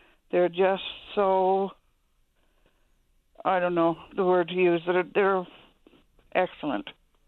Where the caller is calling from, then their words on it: Traytown, Newfoundland and Labrador, Canada; I'm calling from Traytown.